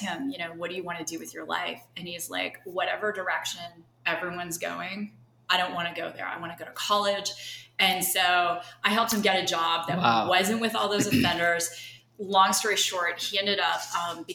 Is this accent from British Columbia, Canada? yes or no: no; just outside of Toronto, Ontario, Canada; moved away as an adult; now in Arizona, United States; I'm originally from Canada. Okay. So just outside of Toronto